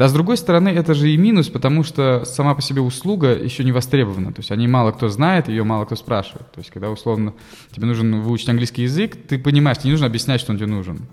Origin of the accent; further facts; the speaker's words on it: Russia; also born or lived in United States; я из России